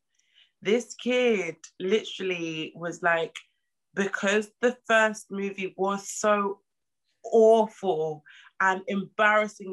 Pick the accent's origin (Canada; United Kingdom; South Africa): United Kingdom; London; I'm from East London